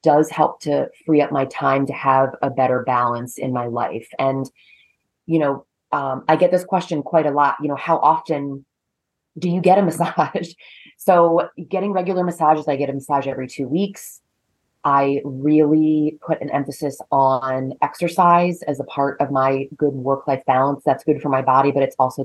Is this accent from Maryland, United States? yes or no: yes; Maryland, United States; moved away as an adult; also born or lived in North Carolina; now in Connecticut, United States; I grew up in Maryland and proceeded to go to college in North Carolina and then came north to Connecticut